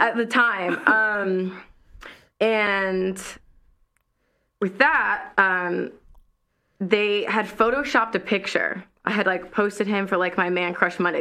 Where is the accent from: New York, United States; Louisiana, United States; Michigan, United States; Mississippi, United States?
Mississippi, United States; Ocean Springs; moved away; I'm a girl from Ocean Springs, Mississippi